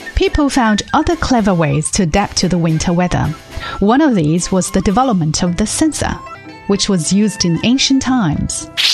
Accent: Northeast China, China; now in Beijing, China; it's the northeast, which is where I'm originally from.

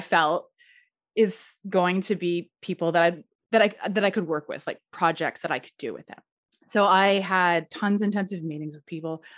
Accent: Edmonton, Alberta, Canada; also born or lived in United States; I am from Edmonton, Alberta, Canada

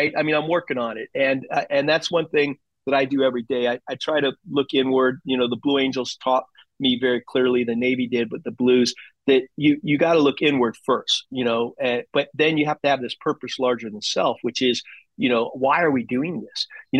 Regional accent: Germany; born there; my background, my dad was my hero. I was born in Germany.

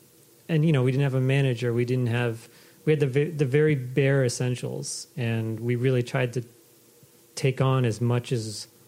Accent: Maine, United States; moved away as an adult; also born or lived in Boston; I was born and raised in Maine.

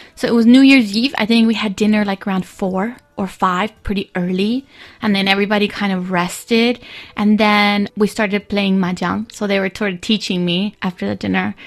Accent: Texas, United States; moved away as an adult; now in Beijing, China; I'm American. I'm from Texas

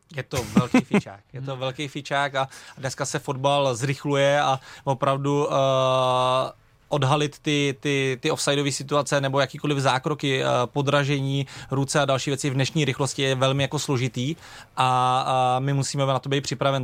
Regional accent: Plzeň Region, Czechia; u nás na Plzni na jihu, eh, kde jsem začínal

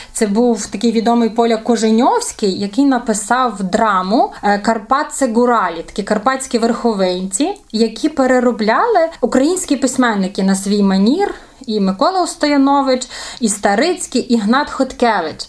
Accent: Ivano-Frankivsk Oblast, Ukraine; Я з Франківщини, але не, не з Гуцульщини.

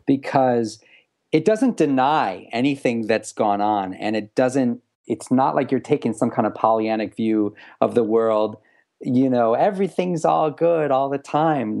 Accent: United States; as American Jewish kid sort of, you know, growing up in this, this era

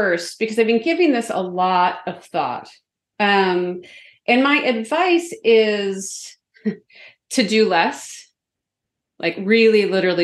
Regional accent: Canada; I'm also from Canada

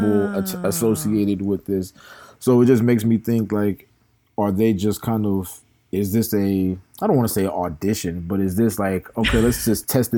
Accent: the South, United States; also born or lived in Atlanta, Georgia; we're from the South

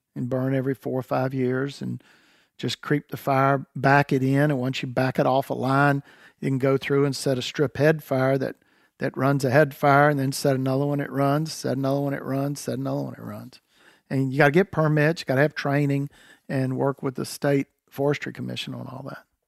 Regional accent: North Carolina, United States; I was raised in North Carolina quail hunting

